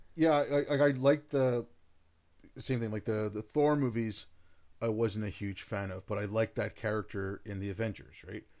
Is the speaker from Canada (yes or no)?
yes; Canada; I'm in Canada. I'm a Canuck, right? I, I, I'm not, I'm not American.